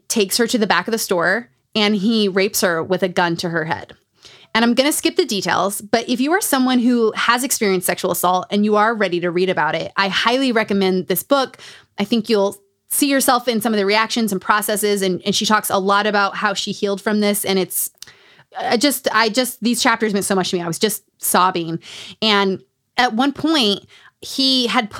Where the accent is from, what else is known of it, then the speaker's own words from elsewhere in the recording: Utah, United States; Growing up in Utah.